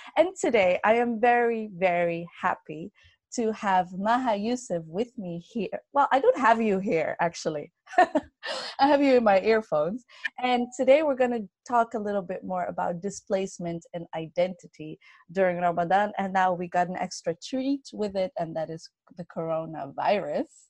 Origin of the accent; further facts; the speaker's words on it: Netherlands; I was born and raised in the Netherlands